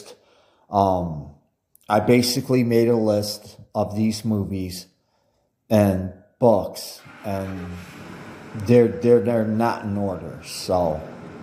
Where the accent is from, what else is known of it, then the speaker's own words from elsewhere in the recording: United States; I'm American